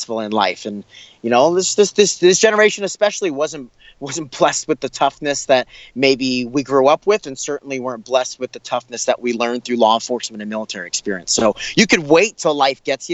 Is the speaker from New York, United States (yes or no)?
yes; Long Island, New York, United States; growing up in Long Island, we call it Strong Island